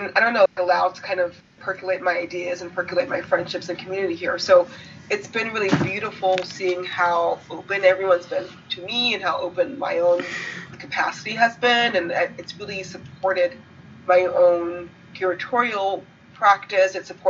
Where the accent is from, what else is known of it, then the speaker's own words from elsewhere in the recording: Oakland, California, United States; also born or lived in Berkeley; now in Los Angeles, United States; Yeah, I'm not from here. I'm from California. I'm from the Bay Area, from Oakland and Berkeley. My family has been there for 3 generations. So being a Black Californian is kind of like a funny thing generationally